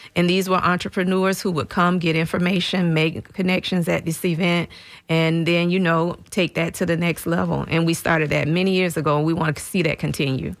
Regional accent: St. Petersburg, Florida, United States; having grown up as a native in St. Petersburg

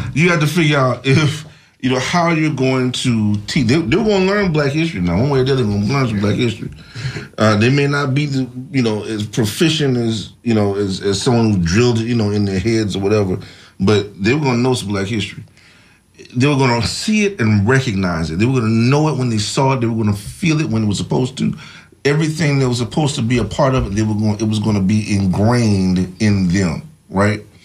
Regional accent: Tallahassee, Florida, United States; I'm from Tallahassee, Florida, so uh, I can tell you that uh, I knew Dr. C.K. Steele personally

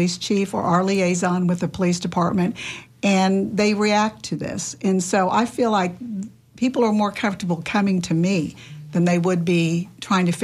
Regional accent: Tampa, Florida, United States; I was not born in Tampa, but I was raised in Tampa since I was 10, and my mother was born here

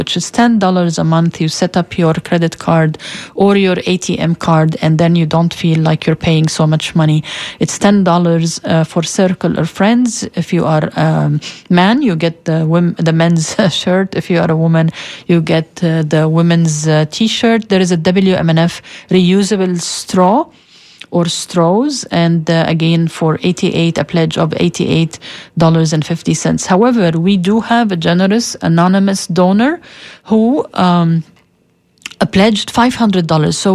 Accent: Egypt; moved away; I grew up in Egypt

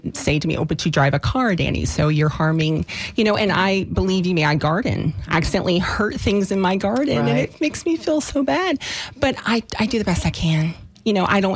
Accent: Deep South, United States; I was actually incredibly poor when I was a child, growing up in the Deep South

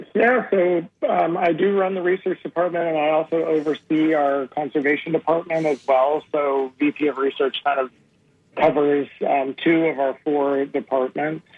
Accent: Memphis, Tennessee, United States; moved away; I grew up in Memphis, so we were kind of landlocked for the most part

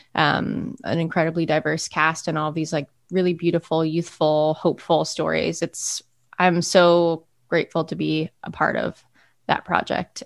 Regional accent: Monument, Colorado, United States; moved away as an adult; also born or lived in New York City; now in Philadelphia, United States; I grew up in Monument, Colorado, which is a small town about 50 miles south of Denver.

